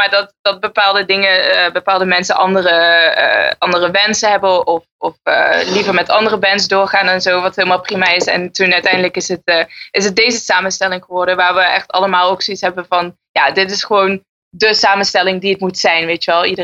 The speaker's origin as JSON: {"language": "Dutch", "town": "Maastricht", "region": "Limburg", "country": "Netherlands", "moved": "yes", "lives_now": "Enschede, Netherlands", "said": "ik kom uit Maastricht en ik woon in Enschede."}